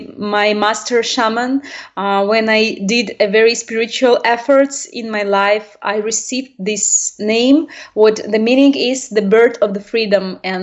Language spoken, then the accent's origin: English; Russia; Yes, I was born in Russian, and I was educated by usual normal parents.